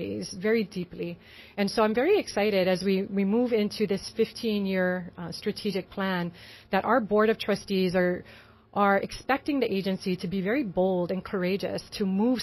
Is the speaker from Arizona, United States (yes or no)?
no; Mililani, Hawaii, United States; also born or lived in Kapalama; Okay, so I grew up in Mililani. Mm. So born and raised, and I now call Kapa'olama home